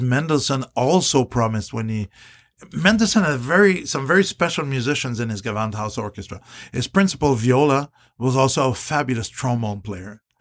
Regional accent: Canada; I'm Canadian

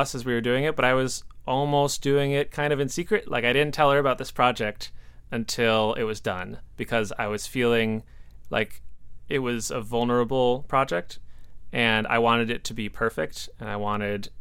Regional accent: Milwaukee, Wisconsin, United States; moved away as an adult; also born or lived in Appleton, Wisconsin / Bowling Green, Ohio; I am originally from Milwaukee, Wisconsin. That's where I grew up, went to high school

